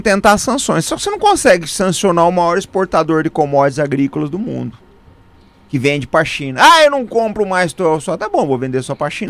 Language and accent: Portuguese; Brazil; como brasileiro